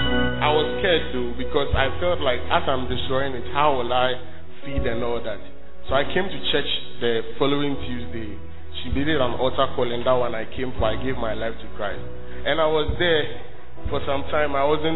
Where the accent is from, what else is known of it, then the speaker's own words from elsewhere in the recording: Tamale, Northern Region, Ghana; So I came from Tamale to Kumasi to school, and I was a high time fraud boy.